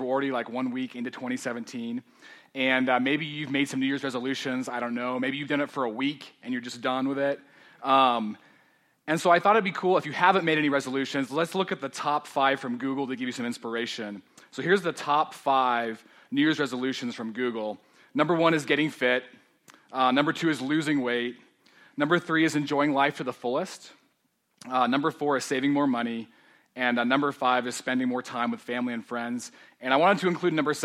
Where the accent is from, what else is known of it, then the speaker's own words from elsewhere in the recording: Denver, Colorado, United States; I grew up in Denver, so I'm one of the few natives